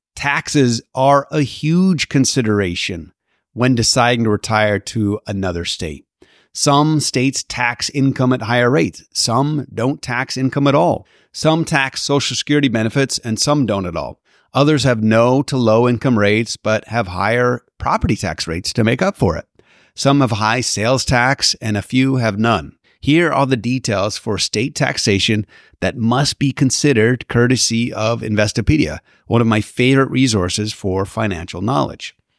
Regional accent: Canada; now in Southern California, United States; growing up in Canada

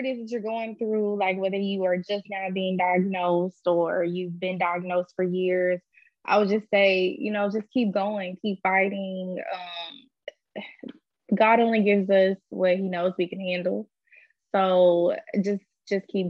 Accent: Louisiana, United States; moved away as an adult; also born or lived in Houston; I'm from Louisiana, but I'm kind of like in the middle of relocating to Houston.

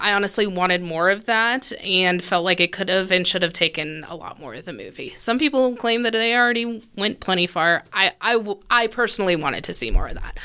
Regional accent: United States; I'm American

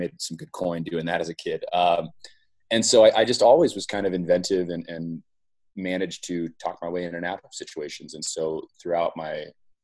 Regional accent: Silicon Valley, California, United States; I grew up in the Silicon Valley

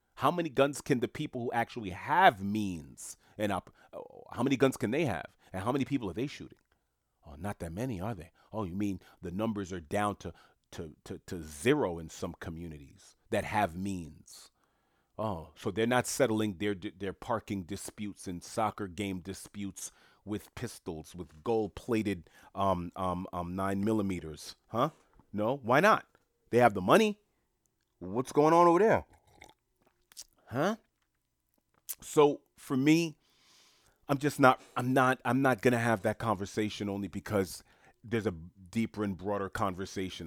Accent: New York City, New York, United States; also born or lived in Haiti (ancestry); I'm born and raised in New York City

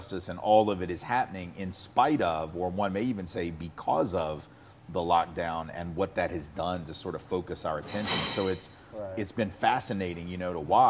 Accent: Nashville, Tennessee, United States; I grew up in Nashville and I was born in 1968.

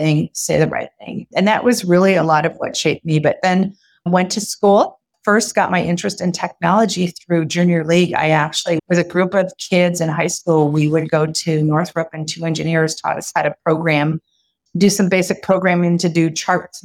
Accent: California, United States; born and raised in California from a Mexican father and a Japanese mother.

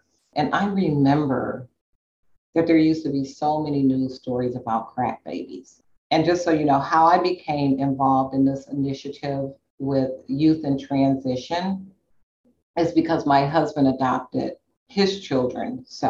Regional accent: Inglewood, California, United States; I grew up in Inglewood. So I don't know if you know that about me, but I grew up in Inglewood.

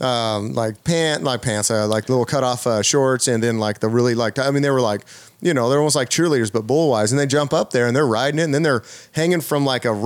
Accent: California, United States; As a Californian

